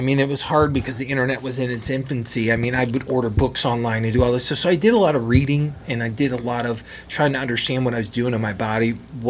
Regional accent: Toledo, Ohio, United States; I grew up in Toledo.

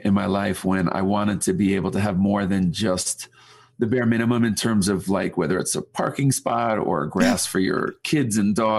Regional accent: New York, United States; moved away as an adult; now in Denver, United States; I'm originally from New York and lived there for a bunch of years and made my way out to Denver

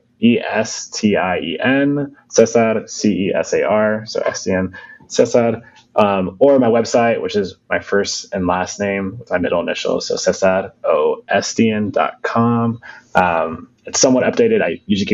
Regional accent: Florida, United States; moved away; I grew up in Florida

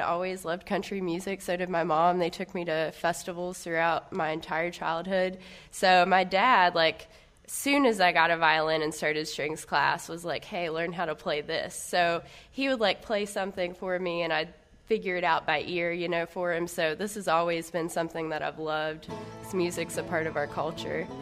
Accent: Charleston, West Virginia, United States; also born or lived in Miami, Florida; I grew up like in West Virginia, actually, right outside of Charleston, West Virginia

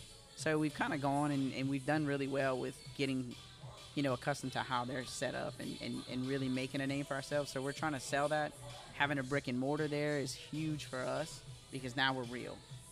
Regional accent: South Louisiana, United States; I'm from South Louisiana. I definitely pronounce it wrong.

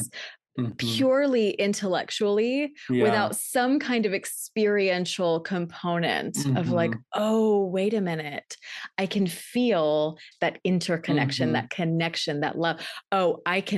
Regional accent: Texas, United States; I'm from Texas

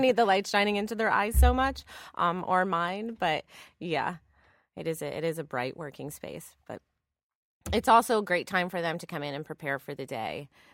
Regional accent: Northeast, United States; also born or lived in Los Angeles / San Francisco; now in New York, United States; I'm from the Northeast

